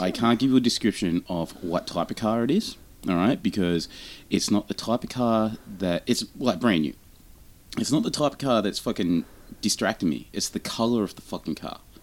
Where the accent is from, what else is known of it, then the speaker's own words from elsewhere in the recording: Australia; We're Australian